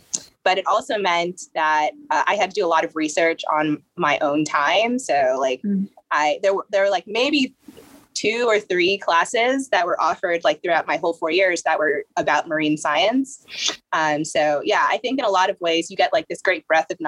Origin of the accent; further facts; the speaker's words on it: New York, United States; I grew up in New York